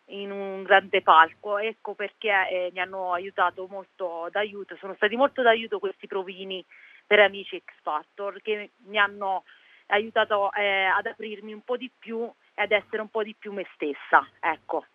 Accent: Pollutri, Abruzzo, Italy; sono di Pollutri, un piccolo paesino in provincia di Chieti

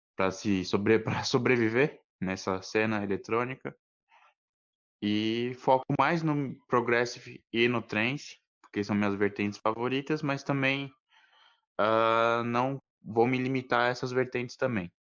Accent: São Paulo, Brazil; sou aqui de São Paulo

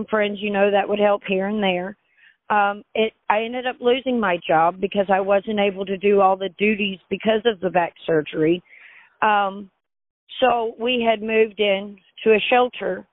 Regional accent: Crane, Missouri, United States; moved away as an adult; also born or lived in Alabama / Michigan; now in Bolivar, United States; I was raised around Crane and Galena and Wheelerville and all these small places

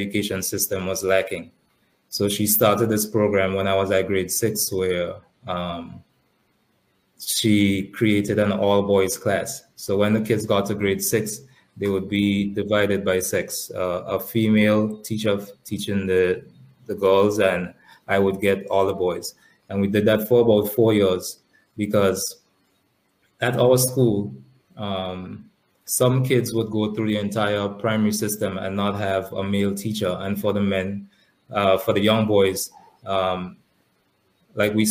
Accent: Portsmouth, Saint John, Dominica; also born or lived in Pointe Michel, Dominica; I was born in Point Michelle, but my family is from the north of the island. So when I was very young, we moved to Portsmouth, and that's where I grew up

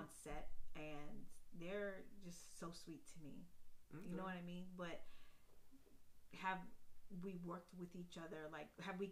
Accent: Worcester, Massachusetts, United States; now in DMV (Washington metropolitan area), United States; the same city that I'm from

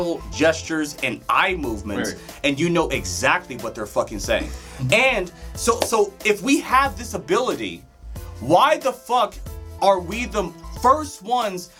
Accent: Colorado, United States; also born or lived in Detroit, Michigan; I was there until I was like 5 or 6, and then I came here

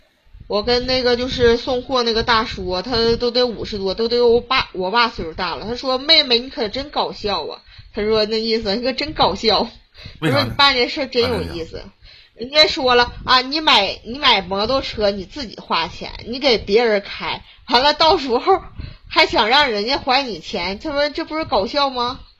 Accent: Harbin, Heilongjiang, China; 哈尔滨。

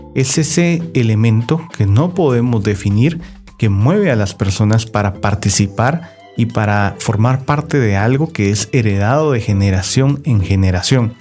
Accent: Guatemala; lo que ahora somos los guatemaltecos

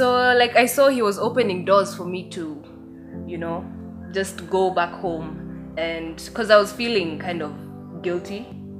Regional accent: Kenya; also born or lived in Japan; when I'm in Kenya, no one ever says that I look Kenyan. They would never see that I look Japanese.

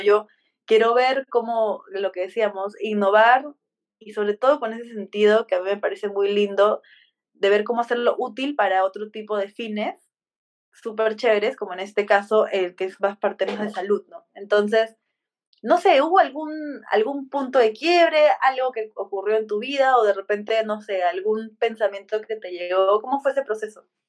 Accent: Peru; los dos somos de Perú

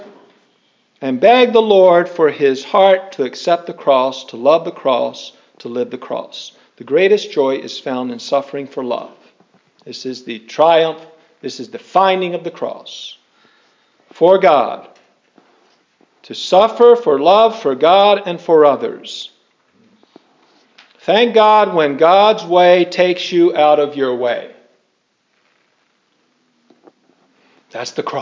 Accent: Irvington, New Jersey, United States; I come from Irvington, New Jersey

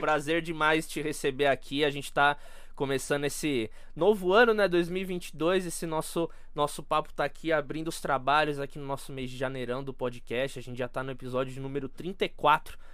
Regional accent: Brazil; a gente é brasileiro

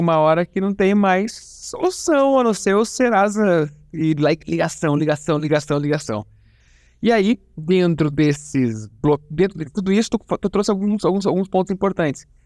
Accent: interior of Paraná, Brazil; eu sou do Paraná

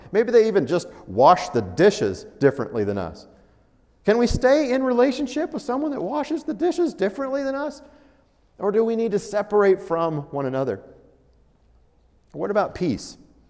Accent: Colorado, United States; also born or lived in Altus, Oklahoma; Now, I was born in Colorado, and at some point in my father's ministry, we were able to move back to his hometown and do ministry in Altus, Oklahoma. After that season was over, we returned to Colorado.

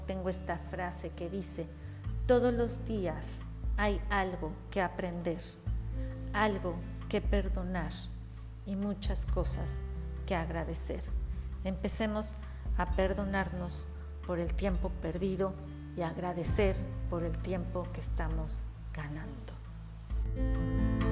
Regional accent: Mexico

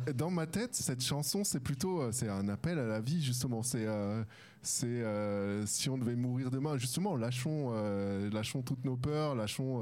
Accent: France; first language French; moved away as an adult; now in Switzerland; je suis français

